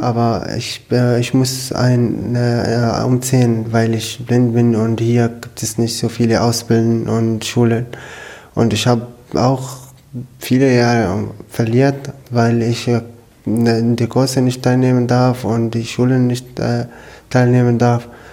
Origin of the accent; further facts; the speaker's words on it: Syria; German is a second language; moved away as an adult; now in Germany; ich komme aus Syrien. Ich bin seit fünf Jahren in Deutschland.